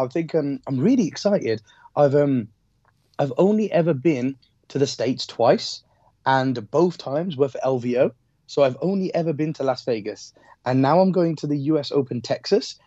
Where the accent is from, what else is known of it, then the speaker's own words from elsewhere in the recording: Wolverhampton, West Midlands, United Kingdom; I'm from Wolves. I'm from Wolves.